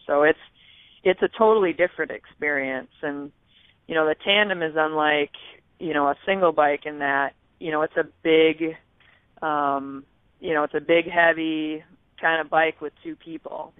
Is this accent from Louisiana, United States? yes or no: no; West Michigan, United States; I grew up in West Michigan